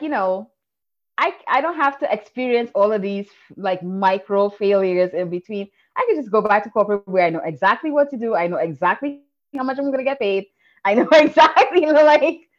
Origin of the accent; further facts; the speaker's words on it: Trinidad & Tobago; I'm from Trinidad, where failure is like unacceptable